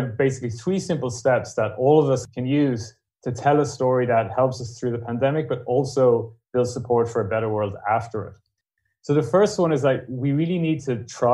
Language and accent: English; Ireland; being Irish